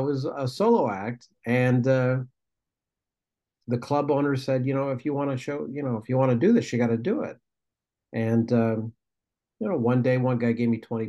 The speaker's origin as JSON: {"language": "English", "town": "Toledo", "region": "Ohio", "country": "United States", "tie": "born or raised there", "said": "I grew up near Detroit. I grew up in Toledo, Ohio."}